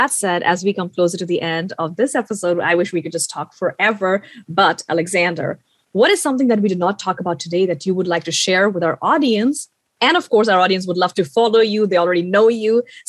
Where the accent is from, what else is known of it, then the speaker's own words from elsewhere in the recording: India; being an Indian